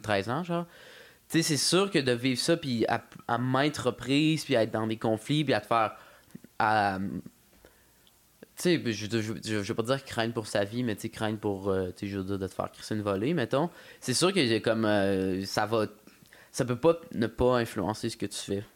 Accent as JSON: {"language": "French", "town": "Quebec City", "region": "Quebec", "country": "Canada", "tie": "born or raised there", "first_language": "French", "said": "J'ai grandi à Courville"}